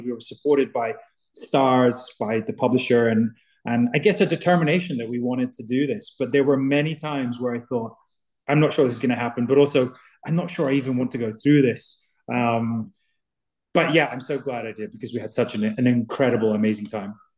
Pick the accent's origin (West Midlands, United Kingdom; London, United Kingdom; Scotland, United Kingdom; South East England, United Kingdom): Scotland, United Kingdom; southwest of; from where I'm from, all made in Scotland, from my from the southwest of Scotland